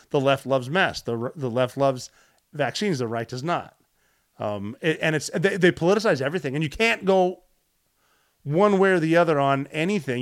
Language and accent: English; Butte, Montana, United States; growing up in Butte, Montana